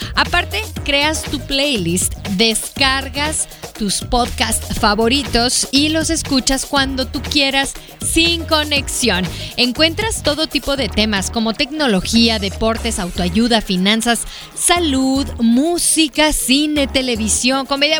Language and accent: Spanish; Hermosillo, Sonora, Mexico; Somos paisanos. Somos de Hermosillo